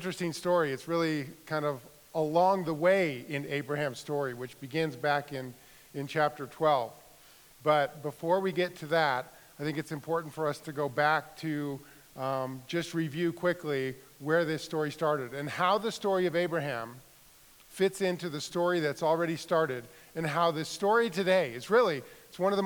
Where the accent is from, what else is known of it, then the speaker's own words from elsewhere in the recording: Denver, Colorado, United States; I grew up in Denver